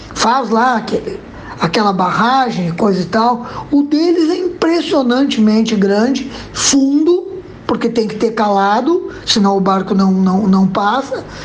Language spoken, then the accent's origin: Portuguese; Brazil; nós brasileiros